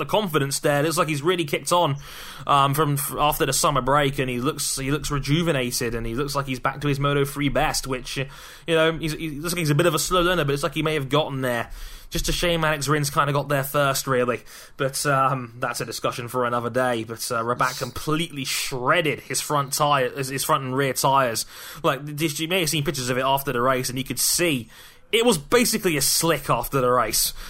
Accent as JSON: {"language": "English", "country": "United Kingdom", "said": "being British"}